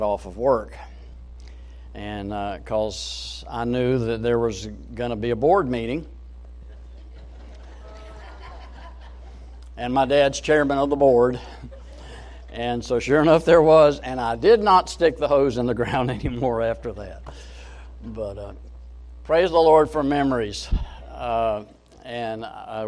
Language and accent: English; Jacksonville, Florida, United States; when I was growing up in Jacksonville